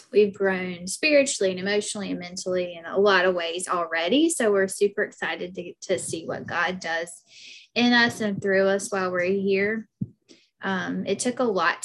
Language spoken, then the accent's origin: English; Anderson, South Carolina, United States; accent: Southern; moved away as an adult; now in Hawaii, United States; we were both born and raised in Anderson